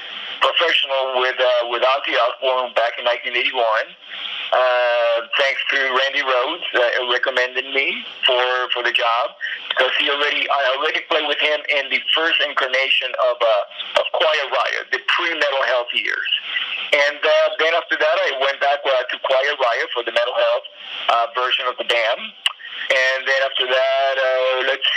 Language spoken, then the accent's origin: English; Miami, Florida, United States; moved away as an adult; also born or lived in Los Angeles; I grew up in Miami, and then I started touring in the Midwest before I settled in Los Angeles in the late 70s